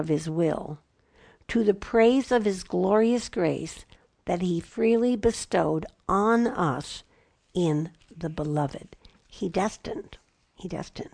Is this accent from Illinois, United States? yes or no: yes; Chicago, Illinois, United States; now in Southwest, United States; I grew up in Chicago